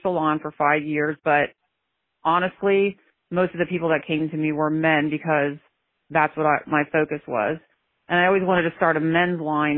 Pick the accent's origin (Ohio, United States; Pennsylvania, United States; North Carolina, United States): Pennsylvania, United States; I'm from Pennsylvania